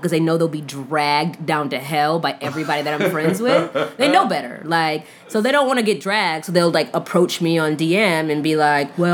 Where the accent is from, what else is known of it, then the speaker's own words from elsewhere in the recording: Brown Deer, Wisconsin, United States; I just went to school with a bunch of ignorant white people who, like, went to Brown Deer High